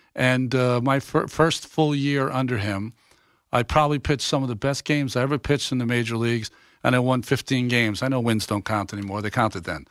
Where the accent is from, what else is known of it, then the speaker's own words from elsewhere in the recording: Massachusetts, United States; I'm a kid from Massachusetts and I'm fifty-seven years old